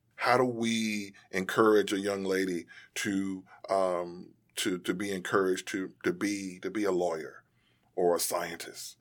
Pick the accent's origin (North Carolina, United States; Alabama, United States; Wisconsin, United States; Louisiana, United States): North Carolina, United States; Durham; When we grew up in Durham